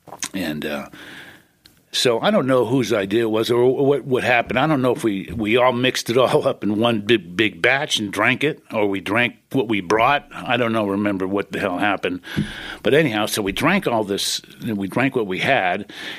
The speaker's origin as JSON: {"language": "English", "town": "Pacifica", "region": "California", "country": "United States", "tie": "born or raised there", "also_born_or_lived": "San Francisco", "said": "I was born in San Francisco, and at an early age, we moved. I was 5 years old. We moved to a small, the city of Pacifica, which is down on the coast off of Highway 1, about 17 miles south of San Francisco."}